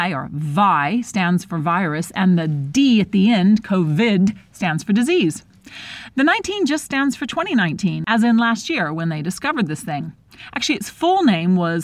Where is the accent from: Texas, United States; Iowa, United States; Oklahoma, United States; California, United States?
Texas, United States; now in India; my home state of Texas